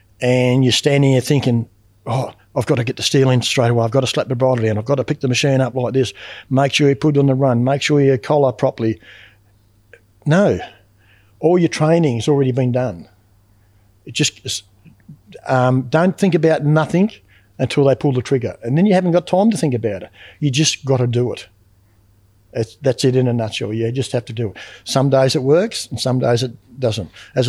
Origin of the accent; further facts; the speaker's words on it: Western Australia, Australia; now in Eastern states, Australia; I come from West Australia back over the eastern states, and I was working up in Woodlawn.